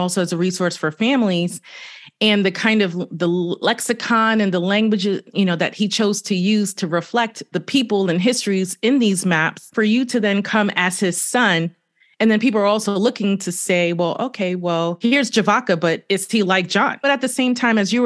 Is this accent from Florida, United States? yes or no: no; New York City, New York, United States; Born and raised in Brooklyn